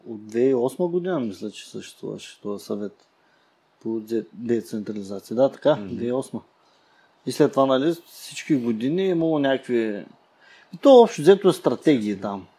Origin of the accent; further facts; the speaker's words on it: Burgas, Burgas Province, Bulgaria; ние сме от Бургас